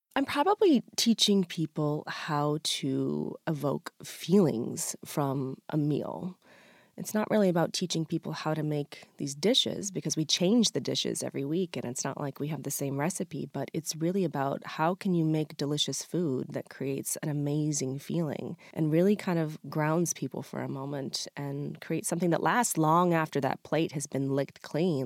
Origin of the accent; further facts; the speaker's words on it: Freedom, Maine, United States; my small restaurant in my hometown of Freedom, Maine